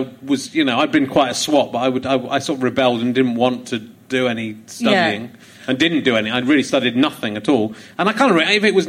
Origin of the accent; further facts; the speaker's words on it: Yorkshire and the Humber, United Kingdom; born there; I was born near York. So